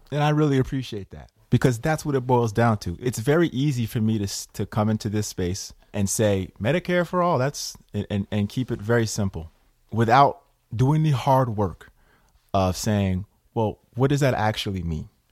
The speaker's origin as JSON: {"language": "English", "town": "Schenectady", "region": "New York", "country": "United States", "tie": "born or raised there", "said": "A young kid growing up in Schenectady, working class roots"}